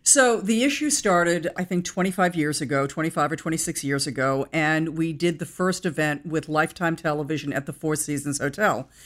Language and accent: English; Brookline, Massachusetts, United States; I was born in Brookline, Massachusetts